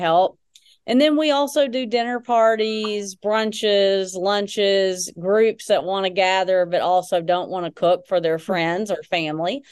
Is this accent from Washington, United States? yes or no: no; Texarkana, Arkansas, United States; moved away as an adult; also born or lived in Little Rock, Arkansas / Hot Springs, Arkansas; So, native Arkansan. So, I grew up in Texarkana, so southwest Arkansas.